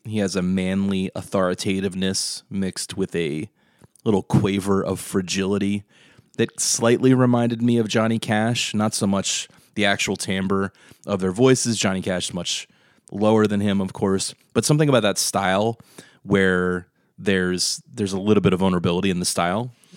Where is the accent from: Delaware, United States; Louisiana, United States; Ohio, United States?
Delaware, United States; we're from Delaware